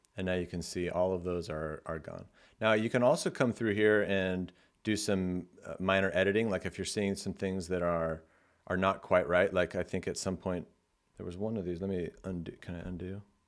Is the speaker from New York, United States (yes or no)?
no; California, United States; I'm from California, so I say like a lot.